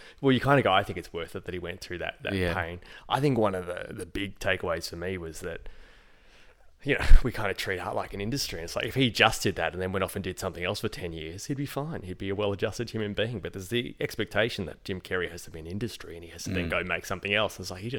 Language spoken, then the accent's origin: English; Port Arthur, Tasmania, Australia; I'm a kid from the Port Arthur massacre, and my family had to go through